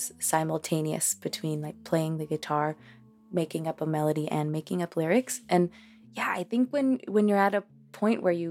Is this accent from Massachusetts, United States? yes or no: yes; Boston, Massachusetts, United States; first language Spanish; English is a second language; also born or lived in Cambridge, Massachusetts; we learned English just by living in Cambridge and in Boston.